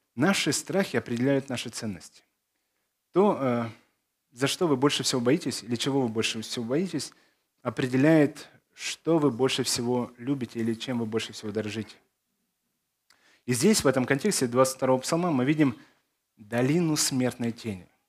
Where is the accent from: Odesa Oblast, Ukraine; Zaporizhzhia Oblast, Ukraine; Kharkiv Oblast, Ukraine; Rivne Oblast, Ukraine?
Odesa Oblast, Ukraine; Odesa; also born or lived in Belarus / Zakarpattia, Ukraine; Я из Одессы